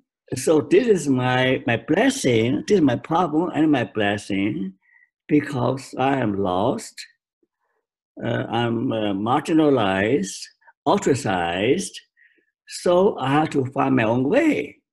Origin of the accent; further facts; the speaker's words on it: China; English is a second language; now in Canada; Okay, I look Chinese, but I despise my government, Chinese government. So I'm a Canadian, but I'm not fully accepted by Canada because I'm Chinese. So I'm no country, no home.